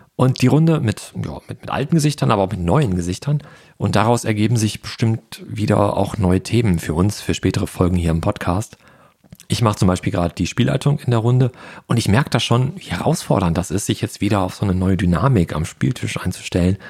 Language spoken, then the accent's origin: German; Ruhr area, North Rhine-Westphalia, Germany; moved away; meine alte Heimat, das Ruhrgebiet